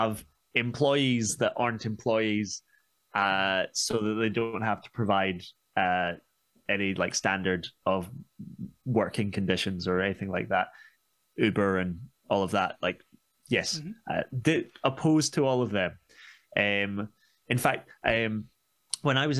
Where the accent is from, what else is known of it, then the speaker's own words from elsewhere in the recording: Scotland, United Kingdom; also born or lived in Glasgow; I'm Scottish